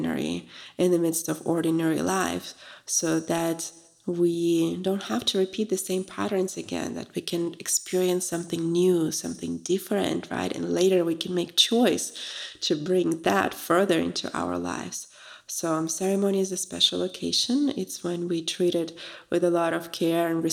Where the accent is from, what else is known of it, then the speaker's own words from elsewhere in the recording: Russia; moved away; I'm from Russia originally, so it's a very big tradition to offer tea to a guest.